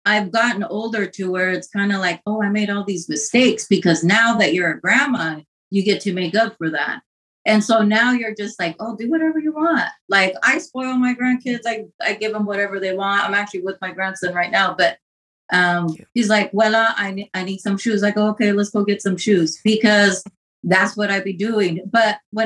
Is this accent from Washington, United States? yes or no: yes; Pasco, Washington, United States; moved away as an adult; now in Los Angeles, United States; I was born and raised in Washington. I lived in Pasco, Washington.